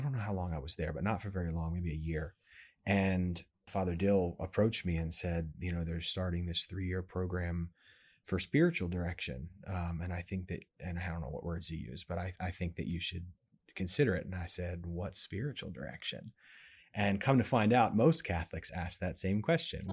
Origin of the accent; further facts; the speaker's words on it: Maryland, United States; moved away as an adult; now in New York, United States; I'm originally from Maryland and moved up here when I met my wife and we got married